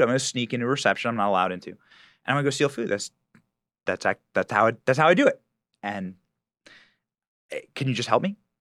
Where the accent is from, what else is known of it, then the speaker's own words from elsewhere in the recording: Iowa, United States; moved away as an adult; I was raised in Iowa